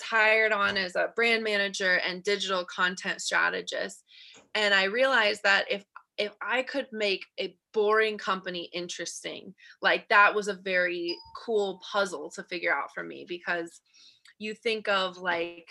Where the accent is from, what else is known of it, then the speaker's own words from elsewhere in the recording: Colorado, United States; moved away as an adult; also born or lived in California; So I am originally from Colorado. I moved to California for college